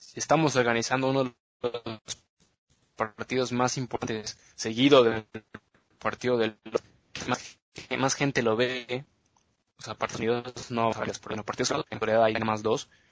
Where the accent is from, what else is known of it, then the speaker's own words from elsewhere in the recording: Mexico; also born or lived in United States; now in Germany; nosotros como mexicanos pues no somos bastante altos